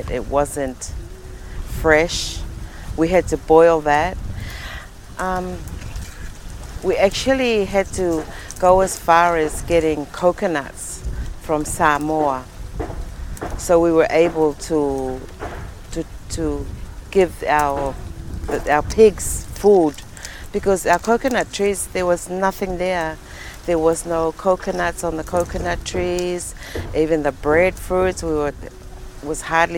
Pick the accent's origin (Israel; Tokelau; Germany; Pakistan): Tokelau; Atafu; I come from Atsafu Tokelau, one of the three villages or atolls in Tokelau